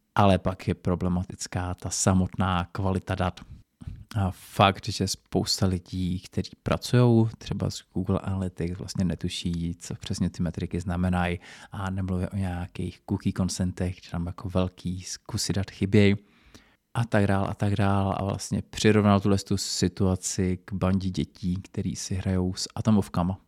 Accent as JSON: {"language": "Czech", "country": "Czechia", "said": "tady u nás v Čechách"}